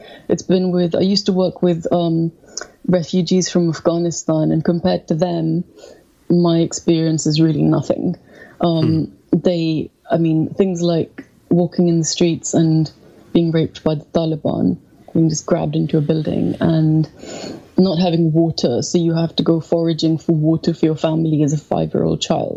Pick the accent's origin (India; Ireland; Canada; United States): India; moved away as an adult; now in London, United Kingdom; I felt I was being suffocated in India